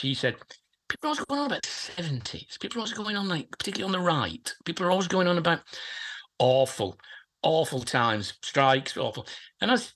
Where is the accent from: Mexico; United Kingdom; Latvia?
United Kingdom; Wigan, North West England; also born or lived in Prescot, Merseyside; moved quite early on in life to Lancashire and grew up in Wigan, grew up on a council estate in Wigan